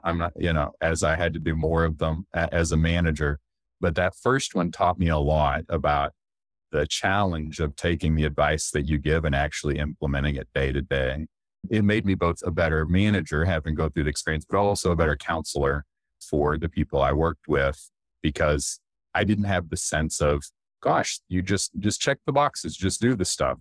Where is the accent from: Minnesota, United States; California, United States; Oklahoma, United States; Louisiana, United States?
Oklahoma, United States; Duncan; moved away as an adult; I grew up in Duncan, Oklahoma, which is, for Oklahoma, it's a medium-sized city.